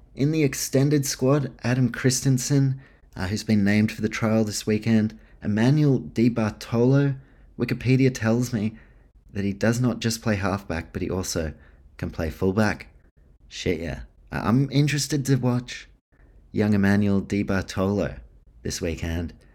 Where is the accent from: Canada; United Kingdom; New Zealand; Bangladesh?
New Zealand; I'm from New Zealand